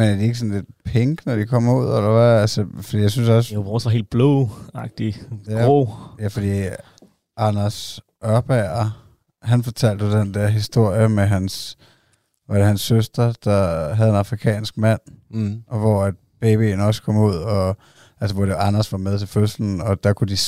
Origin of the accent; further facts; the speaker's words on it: Odense, Southern Denmark, Denmark; jeg er født i Odense.